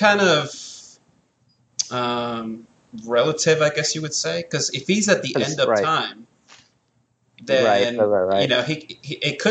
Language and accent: English; New York, United States; I grew up in New York